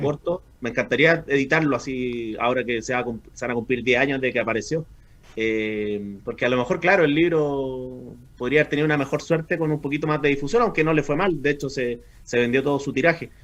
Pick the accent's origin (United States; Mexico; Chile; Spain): Chile; soy chileno